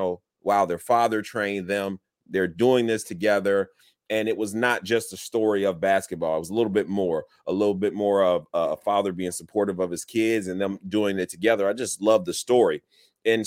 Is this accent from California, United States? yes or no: no; Illinois, United States; also born or lived in Chicago; I was born in Chicago, and moved throughout Illinois.